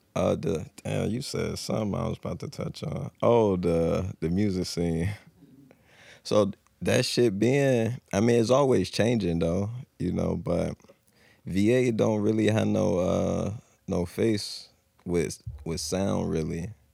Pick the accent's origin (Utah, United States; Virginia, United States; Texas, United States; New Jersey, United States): Virginia, United States; Norfolk; born and raised Norfolk